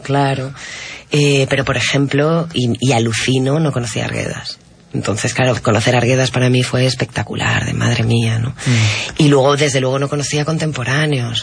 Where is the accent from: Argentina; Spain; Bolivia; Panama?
Spain; now in Lima, Peru